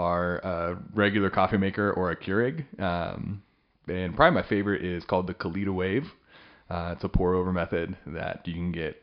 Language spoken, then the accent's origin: English; Western Kansas, United States; now in Stillwater, United States; I hail from Western Kansas, kind of all over the map there in my past.